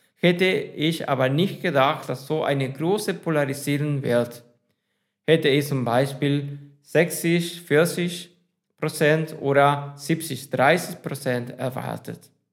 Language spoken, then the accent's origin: German; Spain; first language Spanish; German is a second language; ich auf Spanien komme und Spanisch meine Muttersprache ist.